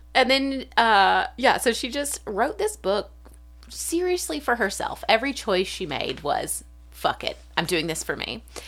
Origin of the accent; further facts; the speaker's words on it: South Alabama, United States; from South Alabama, like, thirty minutes from Florida